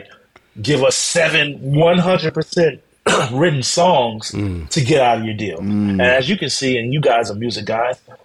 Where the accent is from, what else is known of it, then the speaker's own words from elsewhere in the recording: Chicago, Illinois, United States; I'm from Chicago, so I've been doing Chicago house all my life